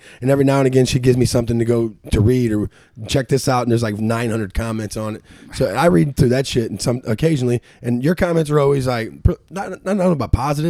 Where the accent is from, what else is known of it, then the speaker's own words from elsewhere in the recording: St. Louis, Missouri, United States; when I grew up in the South Side in Carondelet, everybody owned their house.